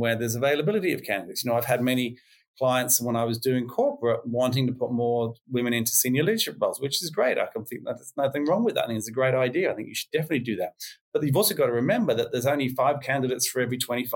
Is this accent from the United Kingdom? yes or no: yes; England, United Kingdom; moved away as an adult; now in Australia; being English, even though I've been here 25 years now